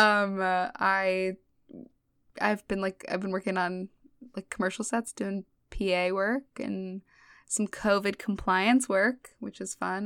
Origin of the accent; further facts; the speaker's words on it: Los Angeles, California, United States; moved away as an adult; now in New York, United States; I grew up in L A, um, in Woodland Hills specifically. It's the valley